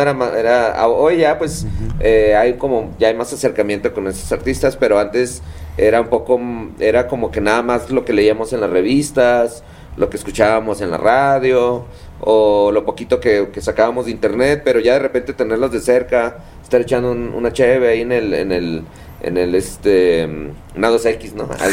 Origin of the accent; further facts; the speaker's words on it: Tijuana, Baja California, Mexico; soy, digamos, un local ahí de playas de Tijuana